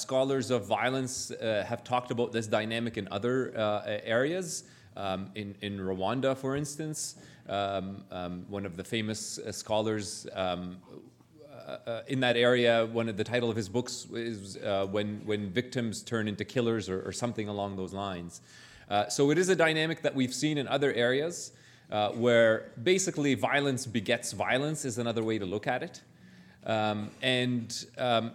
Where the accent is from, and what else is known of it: Canada